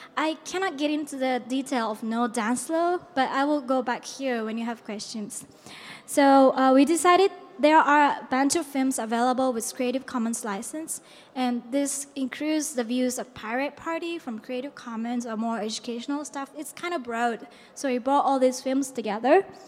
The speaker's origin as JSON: {"language": "English", "country": "Japan", "said": "I come from Japan."}